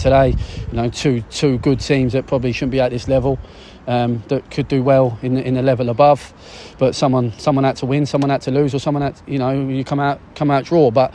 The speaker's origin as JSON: {"language": "English", "town": "Deal", "region": "South East England", "country": "United Kingdom", "tie": "born or raised there", "said": "I grew up in Deal. I was only I was a Kent lad"}